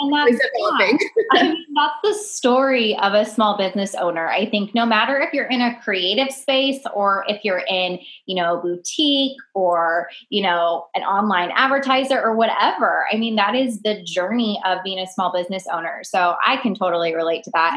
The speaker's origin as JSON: {"language": "English", "town": "Bakersfield", "region": "California", "country": "United States", "tie": "born or raised there", "moved": "yes", "said": "Bakersfield, California, which is actually my hometown"}